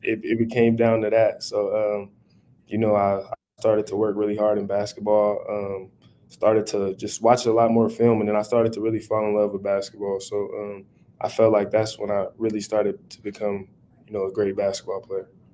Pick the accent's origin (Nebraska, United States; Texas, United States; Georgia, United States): Nebraska, United States; Omaha; Omaha Talk in my hometown